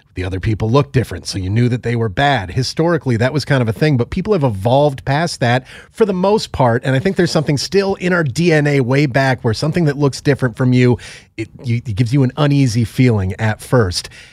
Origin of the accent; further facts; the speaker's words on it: Northeast, United States; I grew up in the Northeast